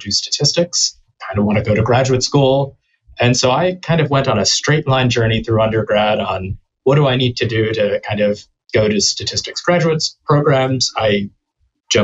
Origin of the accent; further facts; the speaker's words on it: Texas, United States; I grew up in Texas